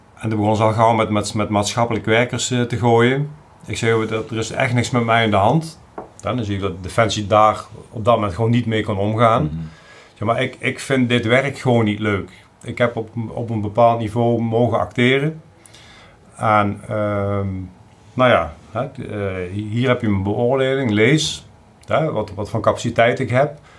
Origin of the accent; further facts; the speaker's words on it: South Limburg, Netherlands; moved away as an adult; also born or lived in Drenthe; ik kom uit origineel uit hele Zuid-Limburg